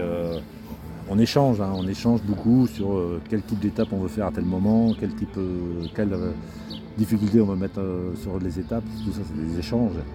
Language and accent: French; Normandy, France; je suis normand